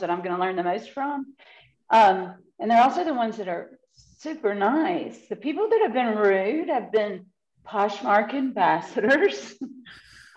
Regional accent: the American South, United States; I am a Southerner living in the Bible Belt

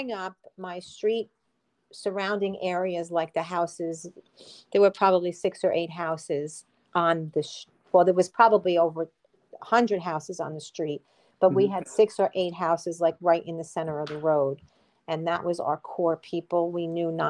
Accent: Mount Vernon, New York, United States; also born or lived in Connecticut; now in Stormville, United States; I am originally from Mount Vernon, New York. I grew up there in the 70s and 80s, and I stayed there until I was 24 years old

